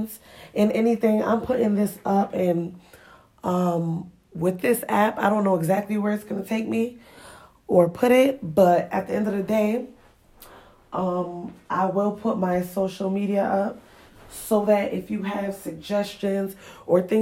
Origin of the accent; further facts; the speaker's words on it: Springfield, Massachusetts, United States; also born or lived in Ghana; where I grew up at in Springfield, Massachusetts